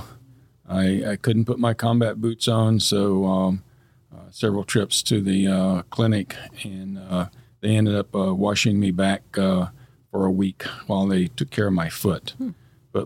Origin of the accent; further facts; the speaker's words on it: Middle Tennessee, United States; moved away as an adult; now in Fairborn, United States; I born and raised in Middle Tennessee, maybe the hills of Tennessee